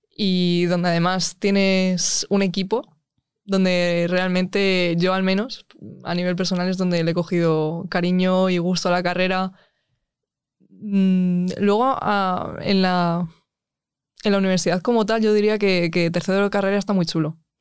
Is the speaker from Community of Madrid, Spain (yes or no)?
yes; Alcalá de Henares, Community of Madrid, Spain; soy de Alcalá de Henares